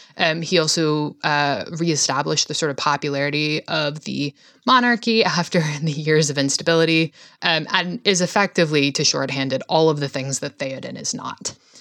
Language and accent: English; Scotland, United Kingdom